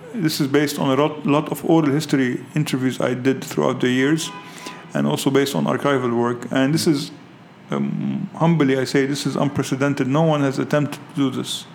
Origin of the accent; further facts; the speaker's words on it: Lebanon; I grew up in Lebanon under Syrian hegemony